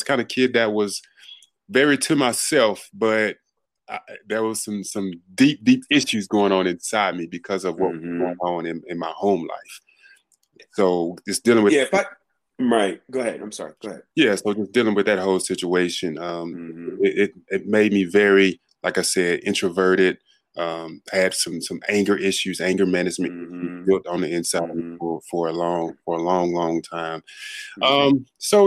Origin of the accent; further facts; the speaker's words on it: Monroe, Louisiana, United States; also born or lived in Los Angeles; now in Dallas, United States; originally I'm born and raised in Monroe, Louisiana, a very small town in Louisiana